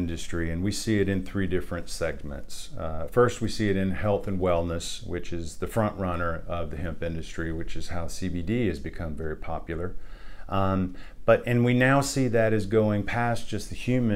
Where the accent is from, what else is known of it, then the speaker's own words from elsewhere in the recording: Barnwell County, South Carolina, United States; I grew up in Barnwell County, grew up on a dairy farm